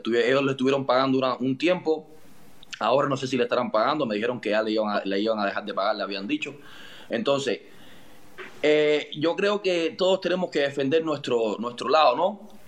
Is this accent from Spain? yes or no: yes; Madrid, Community of Madrid, Spain; Al Madrid. Sí, soy de Madrid.